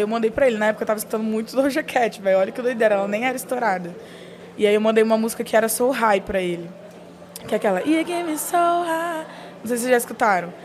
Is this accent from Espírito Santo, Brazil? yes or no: yes; Espírito Santo, Brazil; eu sou do Espírito Santo